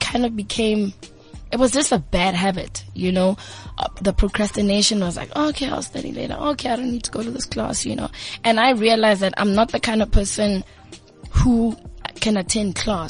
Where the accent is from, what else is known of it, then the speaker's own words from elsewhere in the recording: Tembisa, Gauteng, South Africa; also born or lived in Midrand / Johannesburg; I grew up in Tembisa